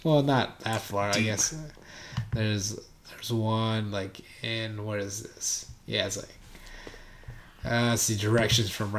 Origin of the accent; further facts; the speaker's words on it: Philippines; now in Kirkland, United States; I'm from the Philippines